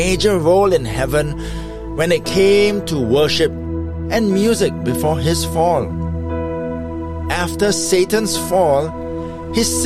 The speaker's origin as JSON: {"language": "English", "country": "Singapore", "said": "my home country of Singapore"}